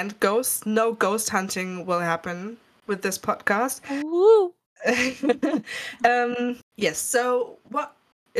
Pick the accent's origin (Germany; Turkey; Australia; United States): Germany; first language German; English is a second language; it's not our native language. We're actually both from Germany